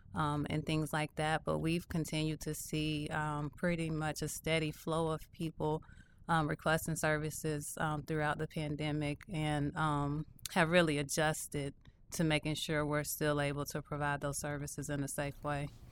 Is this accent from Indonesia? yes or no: no; Louisville, Kentucky, United States; moved away; I am originally from Louisville, Kentucky, born and raised